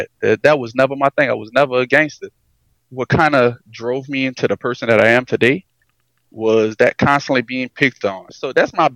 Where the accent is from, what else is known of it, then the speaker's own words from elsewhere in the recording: Edgard, Louisiana, United States; moved away; also born or lived in LaPlace, Louisiana; I'm originally from Edgard